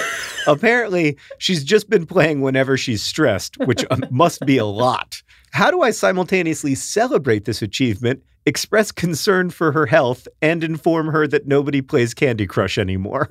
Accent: United States; accent: American

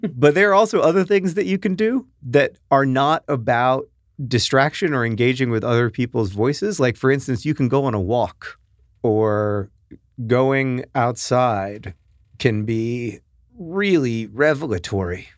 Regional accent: United States; accent: American

